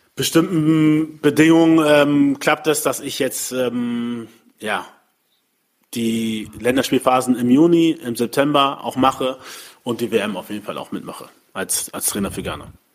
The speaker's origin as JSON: {"language": "German", "region": "Hamburg", "country": "Germany", "tie": "born or raised there", "also_born_or_lived": "Mainz", "said": "in Deutschland ähm, in dem Land, wo ich geboren bin, aufgewachsen bin"}